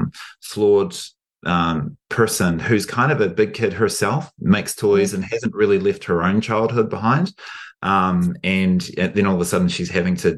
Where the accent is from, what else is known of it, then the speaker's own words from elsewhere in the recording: New Zealand; as a New Zealander